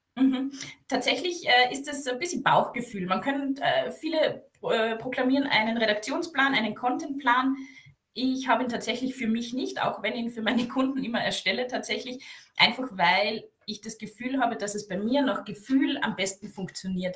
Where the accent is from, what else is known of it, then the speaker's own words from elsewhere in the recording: Carinthia, Austria; ich bin aus dem Süden Österreichs